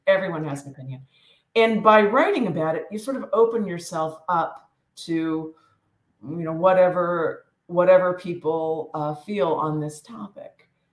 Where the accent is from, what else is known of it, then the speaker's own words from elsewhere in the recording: Western Pennsylvania, United States; I grew up in Western Pennsylvania, tiny little coal town. It's northern Appalachia